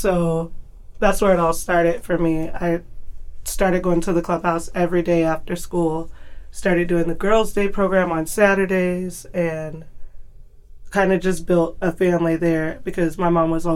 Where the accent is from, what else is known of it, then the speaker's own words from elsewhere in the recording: Tacoma, Washington, United States; I grew up in Tacoma. I still live in Tacoma